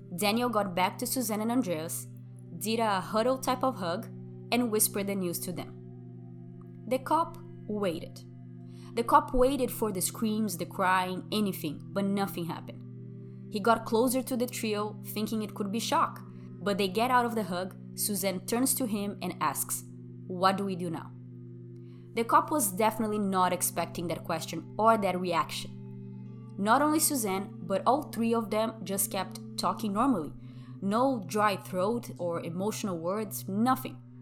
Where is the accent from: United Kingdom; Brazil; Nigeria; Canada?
Brazil; first language Portuguese; English is a second language; moved away as an adult; now in United States; I'm from Brazil, and that's my native language